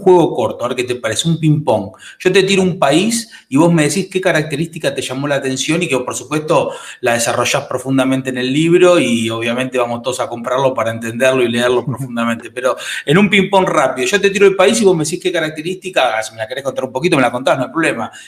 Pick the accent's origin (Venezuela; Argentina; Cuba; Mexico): Argentina; los argentinos somos